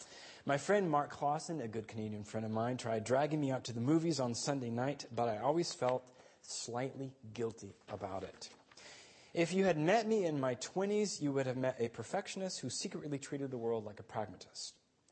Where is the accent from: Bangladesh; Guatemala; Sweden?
Guatemala; Guatemala City, Guatemala Department; Now, as a child growing up in Guatemala City, I attended a private Austrian school.